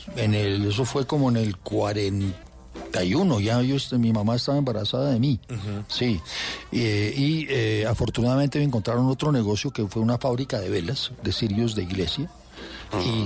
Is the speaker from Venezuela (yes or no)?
no; Bogotá, Colombia; mis papás nos metieron en un colegio muy, muy bueno, que era el Liceo Francés, o sigue siendo el Liceo Francés, de aquí de Bogotá, y, nos fue muy bien toda la infancia